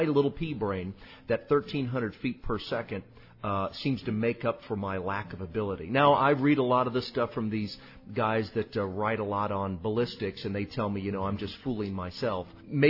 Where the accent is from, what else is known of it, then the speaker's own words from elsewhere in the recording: St. Louis area, Southern Illinois, United States; I'm from the St. Louis area. I'm from Southern Illinois. Well, Southern Illinois, that's where Winchester is.